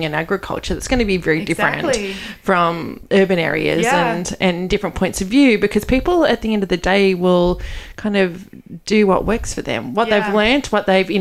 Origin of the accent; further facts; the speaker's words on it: Australia; being an Australian